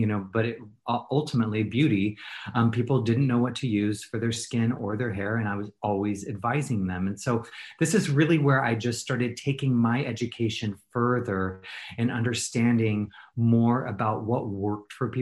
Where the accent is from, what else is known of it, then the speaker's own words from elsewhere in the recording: Portland, Oregon, United States; moved away as an adult; also born or lived in Los Angeles; I grew up in Portland, Oregon